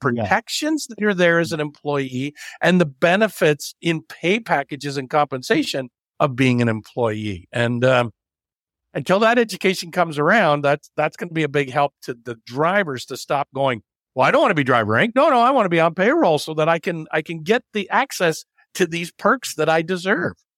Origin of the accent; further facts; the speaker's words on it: Canada; I'm only a third generation Canadian